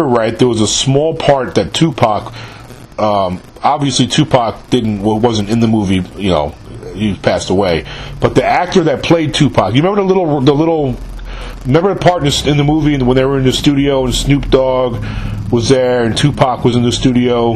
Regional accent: New York City, New York, United States; moved away; I grew up in New York in the 70s and the 80s

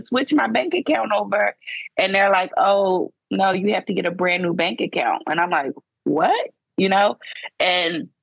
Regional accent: Philadelphia, Pennsylvania, United States; moved away as an adult; I was born and raised in Philadelphia, Pennsylvania. I was there for 30 years, and then I moved to a small town

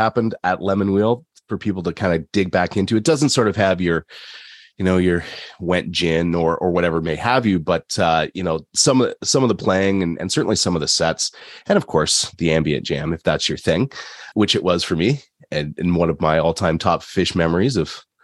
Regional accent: London, Ontario, Canada; accent: Canadian; also born or lived in Korea; I'm from London, Ontario, which is halfway between Detroit and Toronto

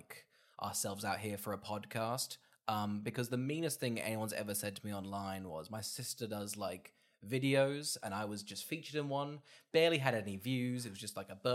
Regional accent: Australia; We're Australian.

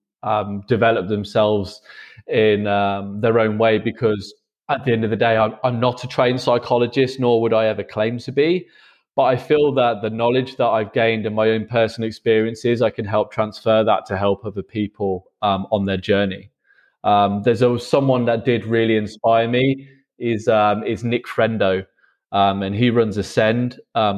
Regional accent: England, United Kingdom; moved away as an adult; now in Berlin, Germany; I'm currently based in Berlin, but I am from England.

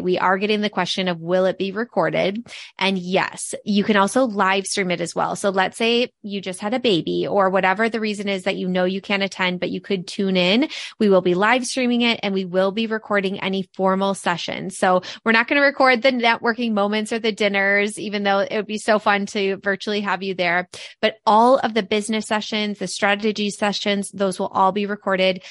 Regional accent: Midwest, United States; the three of us are from the Midwest

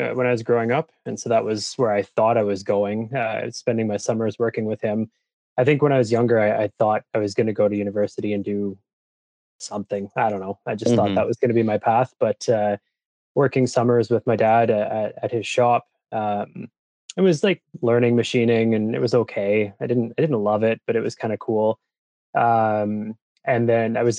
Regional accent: Cambridge, Ontario, Canada; also born or lived in Calgary; Actually, not born in Cambridge, but raised in Cambridge.

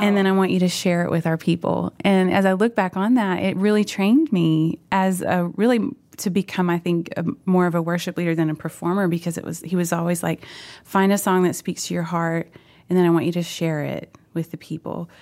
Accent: Oklahoma, United States; moved away; also born or lived in Fort Worth, Texas; We went back to Oklahoma, and my parents have been there up until last summer

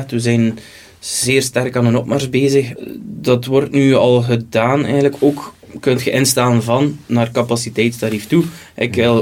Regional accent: West Flanders, Belgium; want het is momenteel gaat het El en Trick als West-Vlaming elektriciteit.

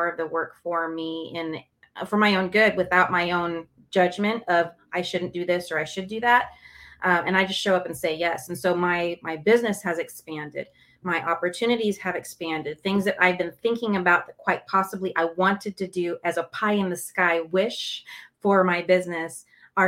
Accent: Los Angeles, California, United States; I'm from Los Angeles, and so I naturally have a canter, talk really fast

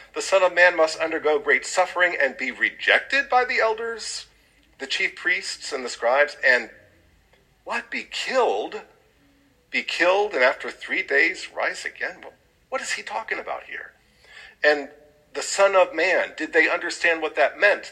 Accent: Aurora, Illinois, United States; I was born in Aurora, Illinois

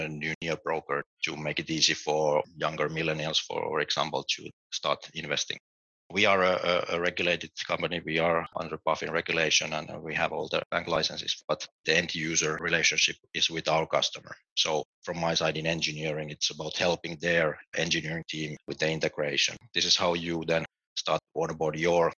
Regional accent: Finland; moved away as an adult; also born or lived in United Kingdom / London; now in Berlin, Germany; I'm originally from Finland.

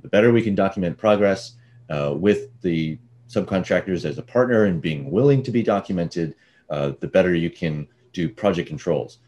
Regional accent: Austin, Texas, United States; also born or lived in Dallas / San Francisco; now in Santa Barbara, United States; I was born in Dallas and raised in Austin

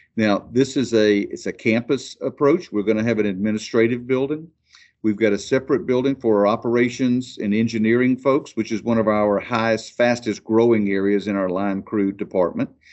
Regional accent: Amicalola EMC area, Georgia, United States; my hometown electric co-op, Amakalola E M C

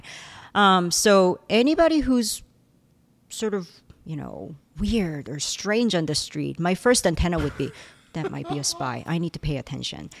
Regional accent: South Korea; also born or lived in Germany / United States; now in Illinois, United States; I was born in Germany, and then I was educa-, I grew up in South Korea, and then I was educated here in the United States

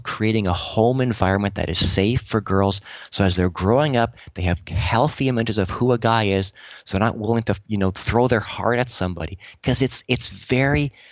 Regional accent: Canada

